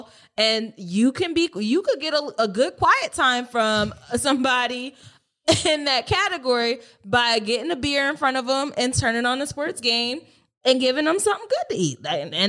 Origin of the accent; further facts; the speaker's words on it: Delaware, United States; So I'm not from the South by, you know, I come here by way of Delaware, and things are a little different there.